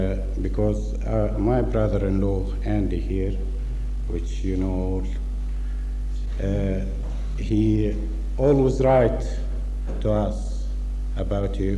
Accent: Australia; From Australia

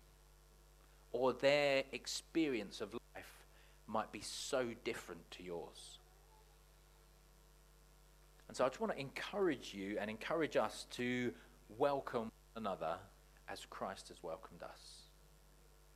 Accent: Watford, East of England, United Kingdom; I grew up in Watford

